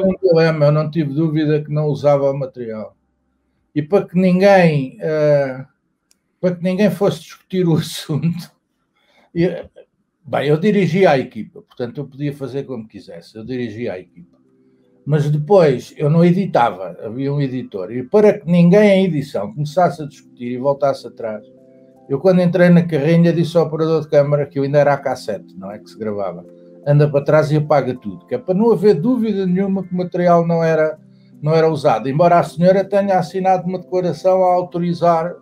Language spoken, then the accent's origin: Portuguese; Saloio, Lisbon, Portugal; Eu sou saloio, mas eu tenho, tenho casa no Alentejo